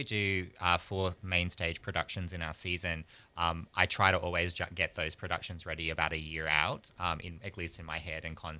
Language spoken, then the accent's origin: English; Australia; moved away as an adult; also born or lived in Europe / New York; now in Pensacola, United States; I'm from Australia originally.